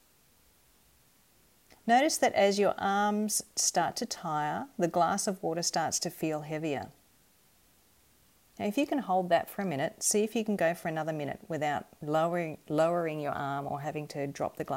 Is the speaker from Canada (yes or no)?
no; Perth, Western Australia, Australia; growing up in Perth in Western Australia